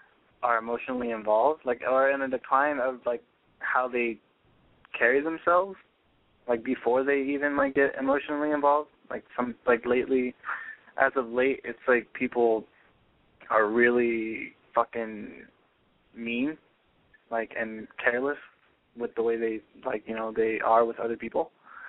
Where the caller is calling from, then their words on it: San Bernardino, California, United States; I'm calling from San Bernardino.